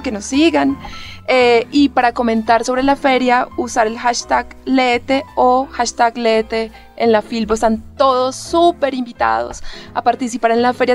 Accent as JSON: {"language": "Spanish", "country": "Colombia", "said": "nosotros como colombianos"}